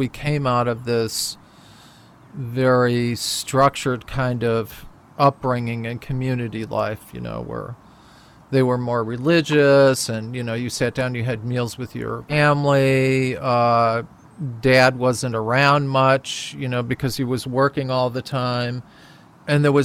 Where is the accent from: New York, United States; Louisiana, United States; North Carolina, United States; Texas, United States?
New York, United States; Buffalo; I was from Buffalo